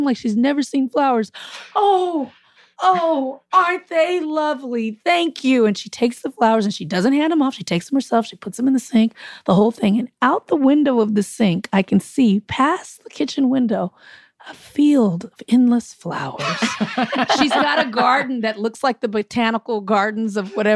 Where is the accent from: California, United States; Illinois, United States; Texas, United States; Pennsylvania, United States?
California, United States; Compton; I'm from Compton. I'm from the city